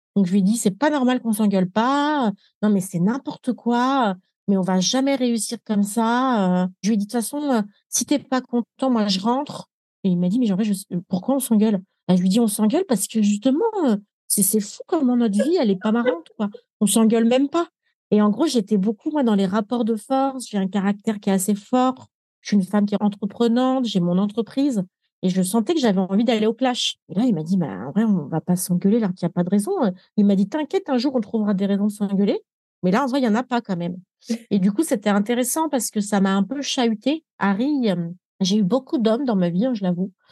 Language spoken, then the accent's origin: French; France; moved away as an adult; also born or lived in Nepal; je suis née en France